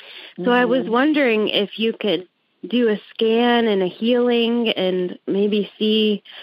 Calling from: Southern Maine, United States; I am calling from Southern Maine.

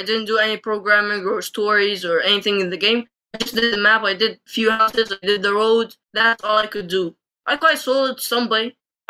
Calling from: Egypt; I'm calling in from Egypt.

